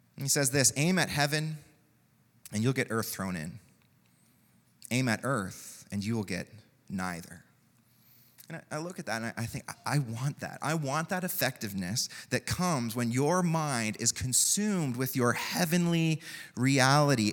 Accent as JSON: {"language": "English", "country": "Canada", "said": "That's what it means to be Canadian in many ways"}